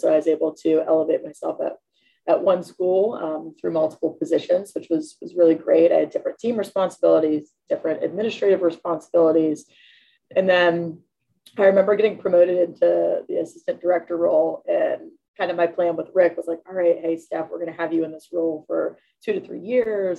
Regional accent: Pittsburgh, Pennsylvania, United States; moved away as an adult; also born or lived in South Carolina / Mississippi; I'm from Pittsburgh originally

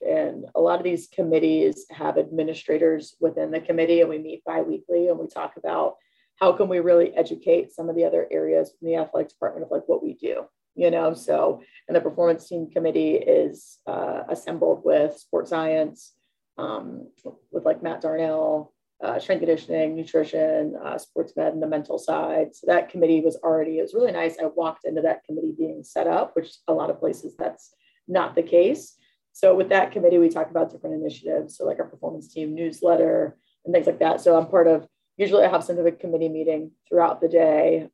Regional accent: Pittsburgh, Pennsylvania, United States; moved away as an adult; also born or lived in South Carolina / Mississippi; I'm from Pittsburgh originally

